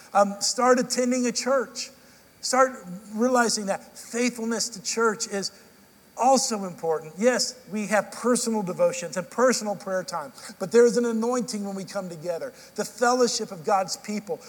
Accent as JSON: {"language": "English", "town": "Dallas", "region": "Texas", "country": "United States", "tie": "born or raised there", "moved": "yes", "lives_now": "Nashville, United States", "said": "I grew up in Central Time in Dallas"}